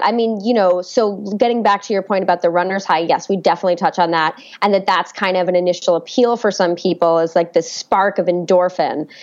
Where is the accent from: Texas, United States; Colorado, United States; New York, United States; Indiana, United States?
New York, United States; New York City; I was born and raised in New York City